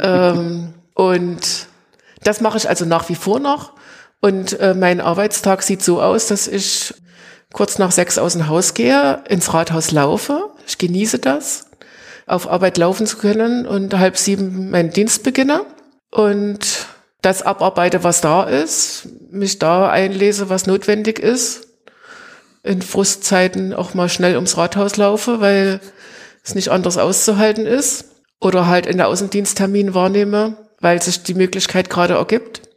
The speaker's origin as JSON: {"language": "German", "town": "Greiz", "region": "Thuringia", "country": "Germany", "tie": "born or raised there", "moved": "as an adult", "lives_now": "Plauen, Germany", "said": "Ich bin gebürtig in Greiz, es ah, gehört ja. auch zum Vogtland ja. und bin aber nach dem Studium äh, hier in Plauen gelandet"}